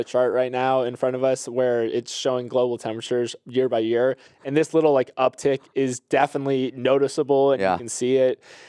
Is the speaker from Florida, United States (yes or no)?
yes; Florida, United States; And I'm a summer guy. I'm from Florida, but even this it's a little too hot for me.